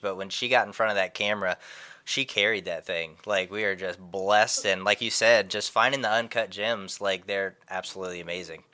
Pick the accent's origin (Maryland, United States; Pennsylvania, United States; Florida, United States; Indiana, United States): Indiana, United States; moved away; I'm originally from Indiana, and it's always been a dream of mine to go back to the home state